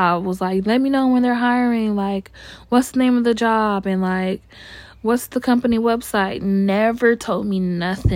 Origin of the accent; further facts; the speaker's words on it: California, United States; born and raised in California